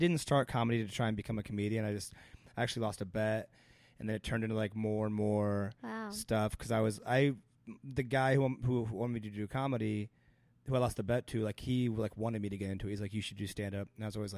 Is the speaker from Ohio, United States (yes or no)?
yes; Ohio, United States; moved away as an adult; now in Los Angeles, United States; I'm a kid from Ohio